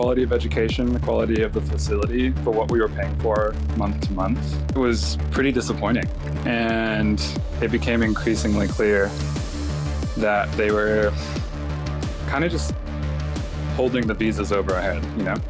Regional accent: Los Angeles, California, United States; now in Australia; Yeah, so I grew up in Los Angeles, California. I was raised by my mom, who's from Mexico. She immigrated there in her early 20s, and we spent all of our time in LA. I moved to Australia on a massive whim.

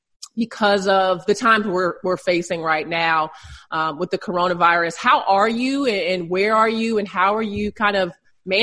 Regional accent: Alexandria, Virginia, United States; I'm from Alexandria, Virginia.

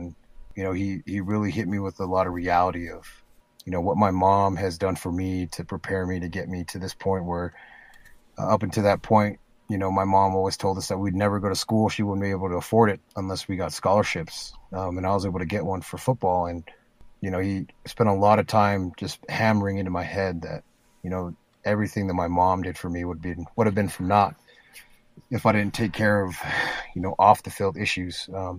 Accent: Spanish Fork, Utah, United States; We settled down, well, junior high. We settled down in a city called Spanish Fork when I was in middle school.

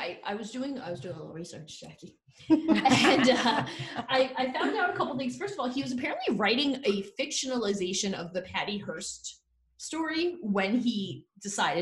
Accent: New Jersey, United States; We're from Jersey

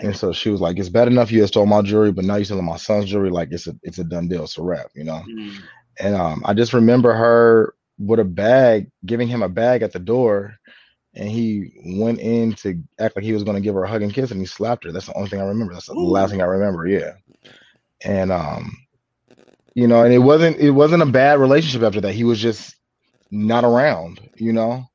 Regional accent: San Diego, California, United States; now in Los Angeles, United States; I'm born and raised in San Diego

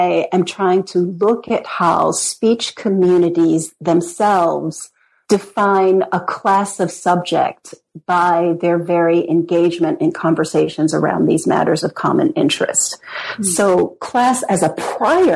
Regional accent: United States; also born or lived in Britain; as an American historian

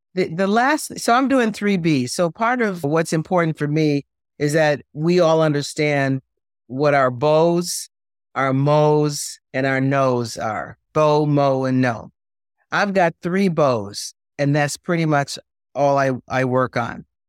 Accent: Jamaica; We're from Jamaica.

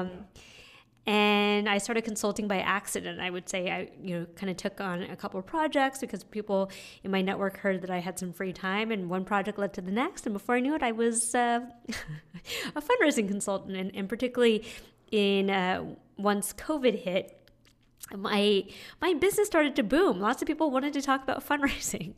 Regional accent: San Francisco, California, United States; moved away as an adult; also born or lived in Montreal; now in New York, United States; I was born and raised in San Francisco

